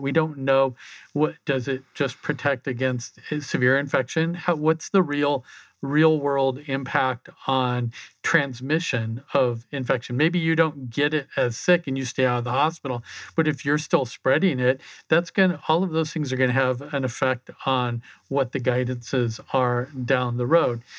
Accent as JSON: {"language": "English", "area": "a small town just outside of Omaha", "region": "Nebraska", "country": "United States", "tie": "born or raised there", "also_born_or_lived": "Phoenix", "moved": "as an adult", "said": "I grew up in a small town just outside of Omaha"}